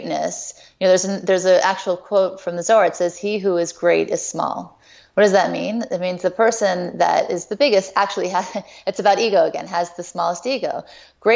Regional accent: Thibodaux, Louisiana, United States; I was born in Thibodaux, Louisiana

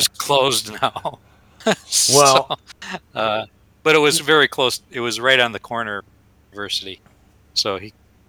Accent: Dunmore, Pennsylvania, United States; my hometown of Dunmore, which is a suburb of Scranton

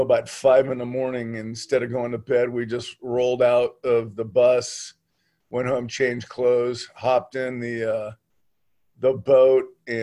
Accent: San Juan Capistrano, California, United States; moved away as an adult; also born or lived in Orange County; now in Gold Beach, United States; I was born and raised in the San Juan Dana Point area

